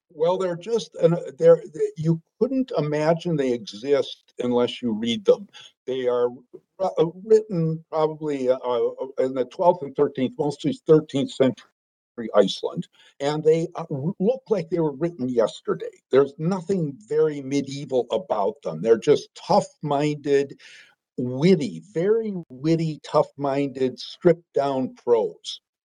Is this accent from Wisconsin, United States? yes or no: yes; Green Bay, Wisconsin, United States; moved away as an adult; grew up in Green Bay, Wisconsin